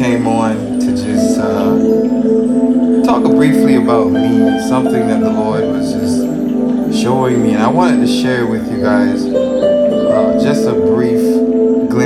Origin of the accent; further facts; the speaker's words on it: Bahamas; also born or lived in Freeport, Grand Bahama / Nassau; I was working at a job in Freeport, Grand Bahama